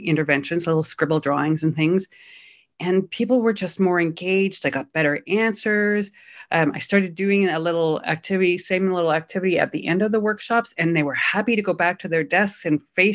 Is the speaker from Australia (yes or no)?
no; Canada; now in Berlin, Germany; I'm a Canadian based in Berlin